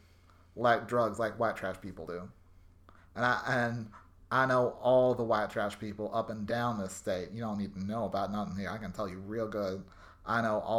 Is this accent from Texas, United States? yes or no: yes; Texas, United States; I am from Texas